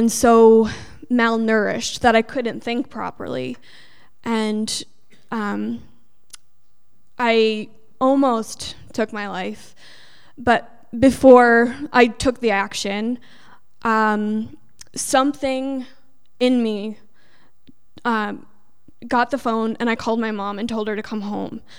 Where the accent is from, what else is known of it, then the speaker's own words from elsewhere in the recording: New York, United States; I'm originally from New York